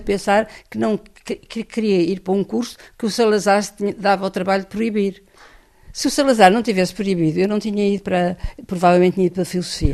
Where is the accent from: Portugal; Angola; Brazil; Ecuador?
Portugal; venho de Portugal